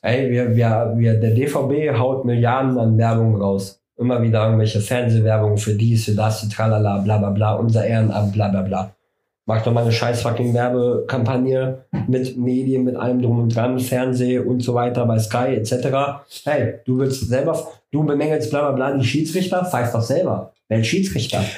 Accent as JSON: {"language": "German", "country": "Germany", "said": "bei uns in Deutschland"}